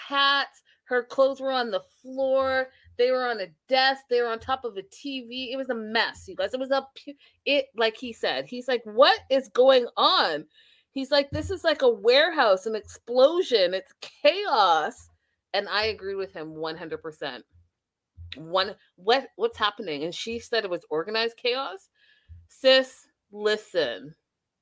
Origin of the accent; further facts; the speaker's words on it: Canada; I'm Canadian